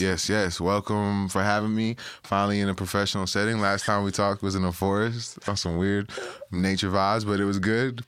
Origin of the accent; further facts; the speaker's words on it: Toronto, Ontario, Canada; a Toronto, you know, kid that was born and raised in Toronto